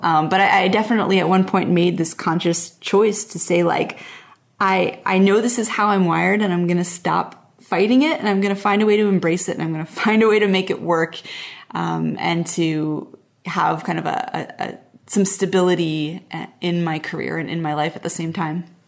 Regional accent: Montreal, Quebec, Canada; moved away as an adult; also born or lived in Portland / Pacific Northwest island; I grew up in Montreal, which is like a big East Coast city, and then I moved to Portland

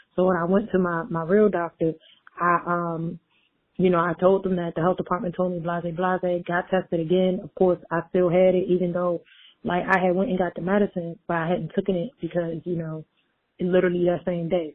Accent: Baltimore, Maryland, United States; I'm from Baltimore

